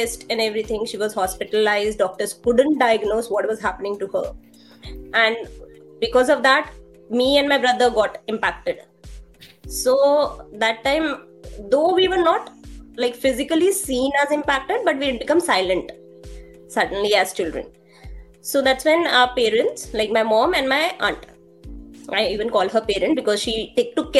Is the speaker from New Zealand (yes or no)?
no; Delhi, India; I'm from Delhi. I belong to East Delhi, Lakshmi Nagar. I'm like, my native place is Old Delhi.